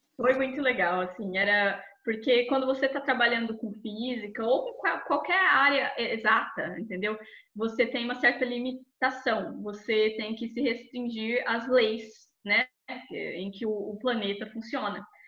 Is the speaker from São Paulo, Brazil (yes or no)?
yes; Barretos, São Paulo, Brazil; moved away as an adult; also born or lived in Rio Claro; now in London, United Kingdom; eu sou de Barretos, interior de São Paulo, a famosa Texas brasileira